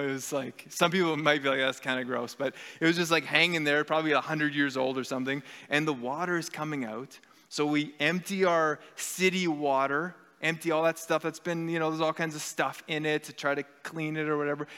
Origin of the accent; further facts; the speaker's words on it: Canada; our Canadian society is steeped in secularism